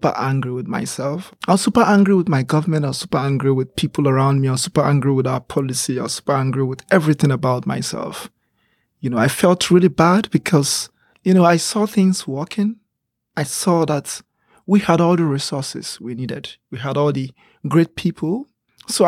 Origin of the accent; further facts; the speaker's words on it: Talata Mafara, Zamfara, Nigeria; now in Abuja, Nigeria; I was born in a community known as Talata Mafara. And this town, it's a very small town in the northern, northeast of Nigeria